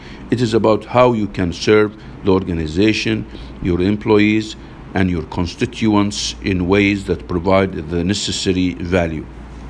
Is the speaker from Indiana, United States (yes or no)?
no; Massachusetts, United States; It is a tradition in my home state. It's a tradition in my home state of Massachusetts